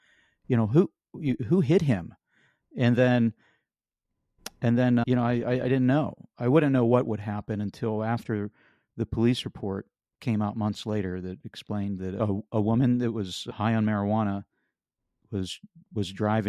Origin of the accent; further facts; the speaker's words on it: Pennsylvania, United States; You know, I grew up in Western Pennsylvania, and I thought, you know, we had big tractors.